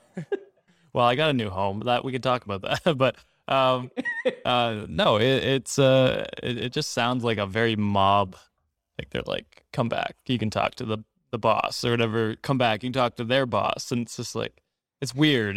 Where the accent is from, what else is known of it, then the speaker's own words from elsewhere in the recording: Canada; as a Canadian